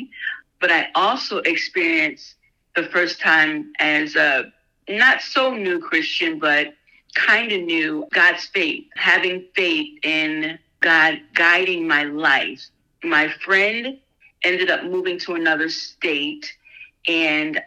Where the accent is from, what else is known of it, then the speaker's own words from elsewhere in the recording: New Jersey, United States; moved away as an adult; now in Michigan, United States; I was born and raised in New Jersey